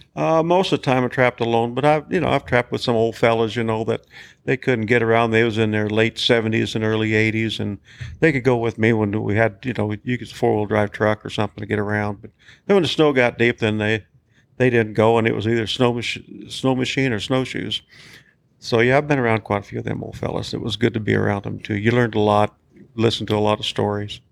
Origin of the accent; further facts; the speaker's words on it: United States; grew up right here in Bighorn County. Been living right here in Bighorn